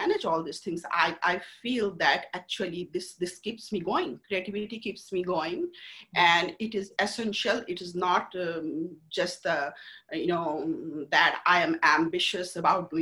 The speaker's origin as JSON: {"language": "English", "country": "India", "moved": "yes", "lives_now": "United States", "said": "I'm from India. Very techie people."}